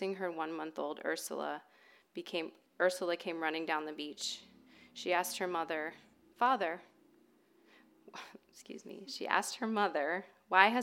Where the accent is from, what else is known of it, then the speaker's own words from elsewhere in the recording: Ohio, United States; moved away as an adult; now in California, United States; I grew up in Ohio